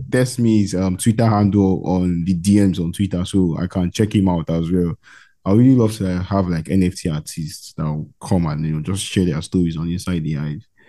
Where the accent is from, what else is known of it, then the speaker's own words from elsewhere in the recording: Nigeria; I'm from Nigeria, bro. I'm from West Africa, Nigeria